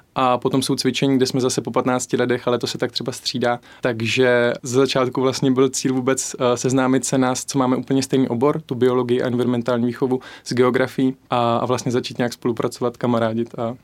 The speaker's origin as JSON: {"language": "Czech", "town": "Mariánské Lázně", "region": "Karlovy Vary Region", "country": "Czechia", "also_born_or_lived": "Plzeň", "moved": "as an adult", "lives_now": "Olomouc, Czech Republic", "said": "ze západu Čech, protože jsem z Maránských lázní"}